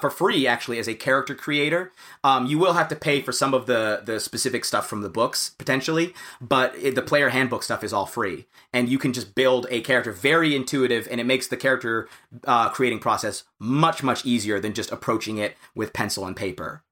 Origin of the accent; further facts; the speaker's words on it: United States; as an American